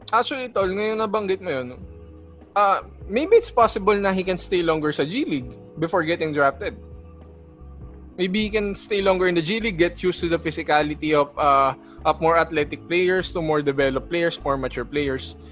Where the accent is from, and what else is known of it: Philippines